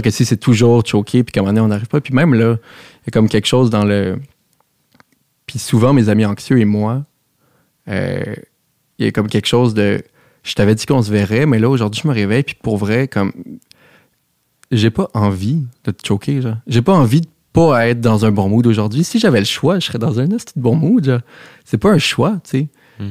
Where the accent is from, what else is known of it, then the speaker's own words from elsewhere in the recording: Montreal, Quebec, Canada; j'ai grandi à Outremont, chez mes parents